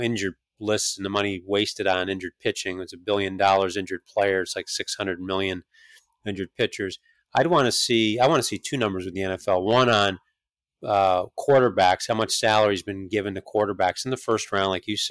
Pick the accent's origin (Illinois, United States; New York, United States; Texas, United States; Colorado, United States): New York, United States; I grew up in New York